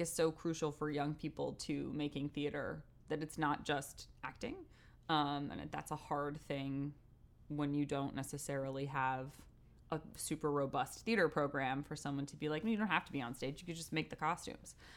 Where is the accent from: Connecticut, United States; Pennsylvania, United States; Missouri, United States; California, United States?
Connecticut, United States; Westport; moved away; also born or lived in New York; I grew up in Westport, Connecticut